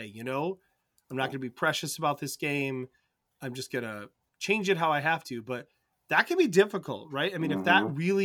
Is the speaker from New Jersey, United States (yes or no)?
no; Michigan, United States; I'm from Michigan